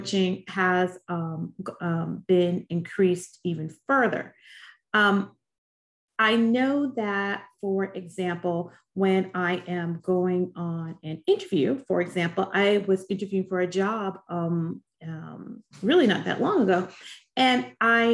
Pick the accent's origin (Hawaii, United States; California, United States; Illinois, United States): Illinois, United States; Chicago; I grew up on the South Side of Chicago